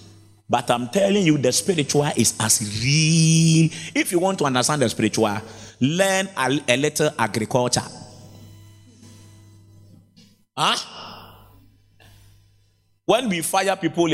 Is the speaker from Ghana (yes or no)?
yes; Ghana; I grew up in Zongo